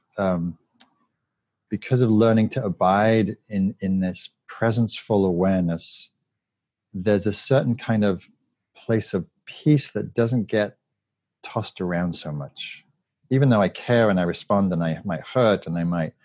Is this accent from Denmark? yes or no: no; the north of England, United Kingdom; moved away as an adult; also born or lived in London; now in United States; I grew up in Northern England in a working class neighborhood and moved to London.